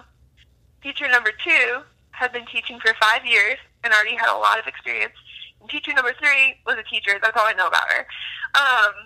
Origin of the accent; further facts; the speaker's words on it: Wyoming, United States; moved away as an adult; now in Colorado, United States; I'm actually a Wyomingite. So I'm from Wyoming, but I've lived in Colorado since this last summer